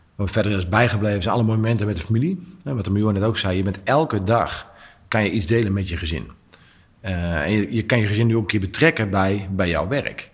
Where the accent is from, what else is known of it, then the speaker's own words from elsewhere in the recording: Netherlands; als Nederlanders